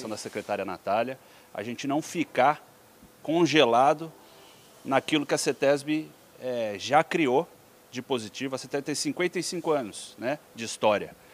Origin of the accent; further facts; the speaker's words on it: São Paulo, Brazil; Eu sou filho de piracicabanos mesmo, uhum. meus pais estudaram na Exalc, foram servidores públicos, cresci em São Paulo